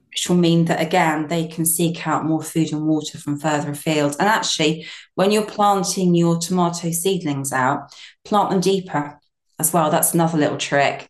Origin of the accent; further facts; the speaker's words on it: Brighton, South East England, United Kingdom; moved away as an adult; I'm from Brighton originally, and I moved to my small holding about 12 years ago